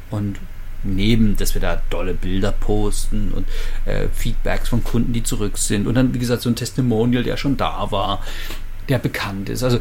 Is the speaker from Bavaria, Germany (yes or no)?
no; Leipzig, Saxony, Germany; also meine Heimatstadt Leipzig, 650.000 Einwohner